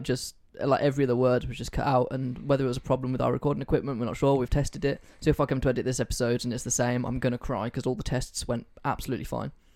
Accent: the Midlands, England, United Kingdom; I'm not a Southerner, I'm not a Northerner

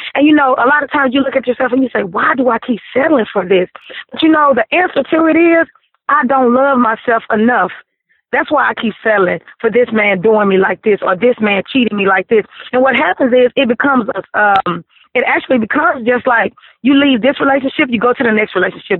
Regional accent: Vivian, Louisiana, United States; I am from Vivian, Louisiana.

